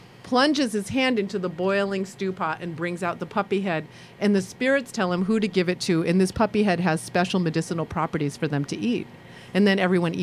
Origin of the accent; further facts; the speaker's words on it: Sri Lanka; now in Ann Arbor, United States; I'm a Sri Lankan Jew.